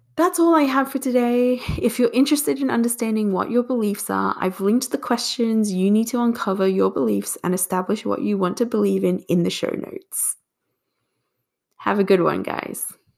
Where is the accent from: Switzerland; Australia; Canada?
Australia; moved away as an adult; also born or lived in Singapore; now in United States; I was born in Singapore and migrated to Australia when I was two years old. Then, at 24, I moved to the US.